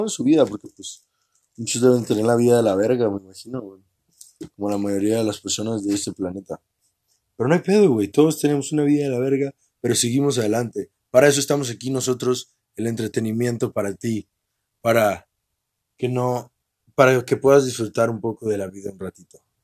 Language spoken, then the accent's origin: Spanish; northern Mexico, Mexico; yo soy norteño